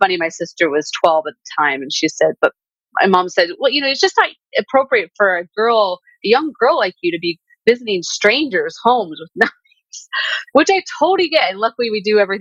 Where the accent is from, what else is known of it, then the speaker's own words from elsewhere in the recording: Southern California, United States; growing up in Southern California